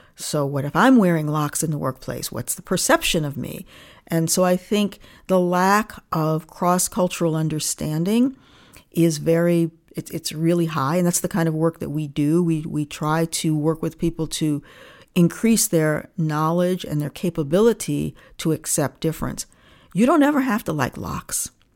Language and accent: English; Niagara Falls, New York, United States; also born or lived in Rochester, New York; I grew up in Niagara Falls, New York, and my parents are Canadians.